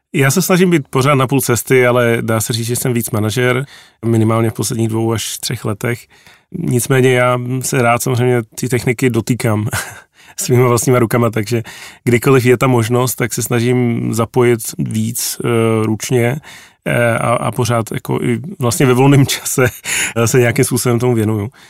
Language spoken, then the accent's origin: Czech; a village outside Prague, Central Bohemian Region, Czechia; já jsem vyrůstal na vesnici za Prahou